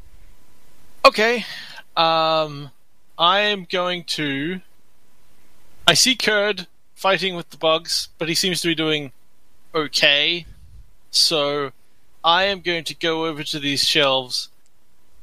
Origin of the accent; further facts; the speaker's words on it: New Zealand; I am from New Zealand